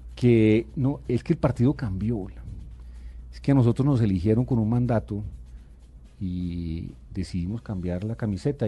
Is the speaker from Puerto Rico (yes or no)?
no; Bogotá, Bogotá, D.C., Colombia; yo nací en Bogotá y yo aspiro a morir en esta ciudad que es la mía